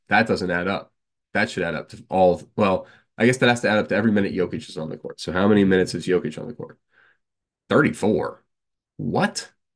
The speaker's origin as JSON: {"language": "English", "region": "North Carolina", "country": "United States", "said": "I am from North Carolina"}